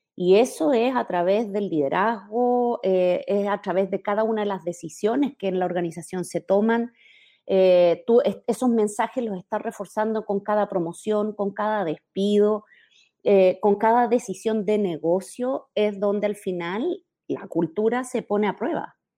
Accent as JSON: {"language": "Spanish", "country": "Chile", "moved": "as an adult", "lives_now": "Mexico", "said": "Soy chilena, vivo hace mm, ocho años, un poquito más, en México, lugar al que me moví por mi carrera profesional"}